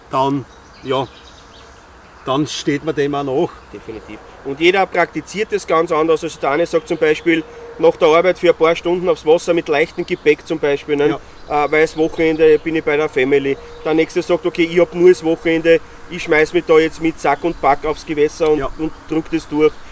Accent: Styria, Austria; Wobei beim Skifahren bin ich jetzt nicht konform, ich bin Steirer.

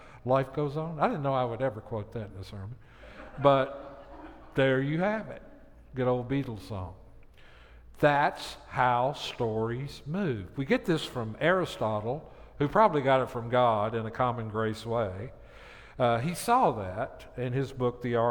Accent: Tennessee, United States; moved away; Where I grew up in Tennessee

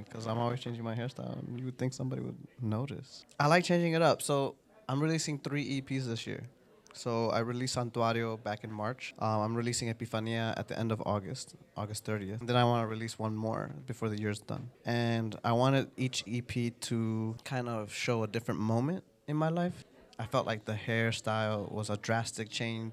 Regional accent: Chicago, Illinois, United States; also born or lived in Puerto Rico; I'm Latino, because I'm Puerto Rican. And at the same time, I also feel like I'm a Chicagoan

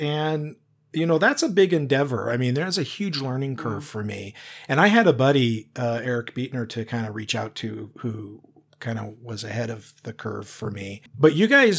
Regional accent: Washington, United States; now in Oregon, United States; I'm from Washington originally

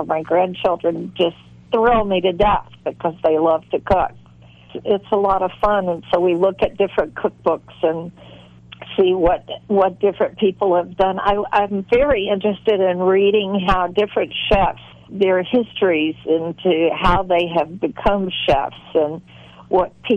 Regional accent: the South, United States; a lot of the males in my life growing up in the South

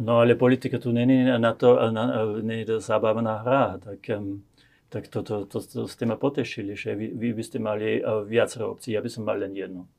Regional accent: Austria; also born or lived in Slovakia

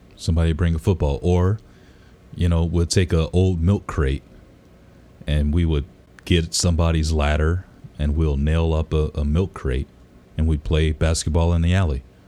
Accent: Detroit, Michigan, United States; I grew up in Detroit

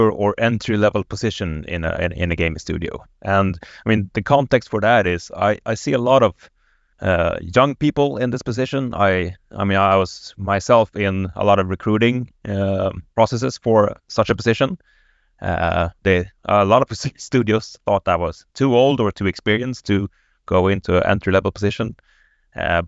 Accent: Stockholm, Stockholm County, Sweden; native Stockholmer

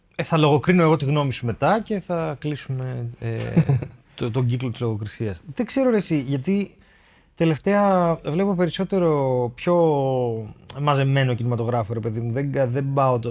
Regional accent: Thessaloniki, Central Macedonia, Greece; ήμασταν εμεί από τη Θεσσαλονίκη

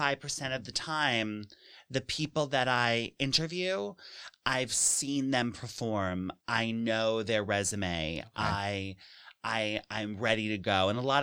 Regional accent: New York City, New York, United States; But so I'm from here. I'm from New York City and I went to school in Massachusetts and I came back to the city

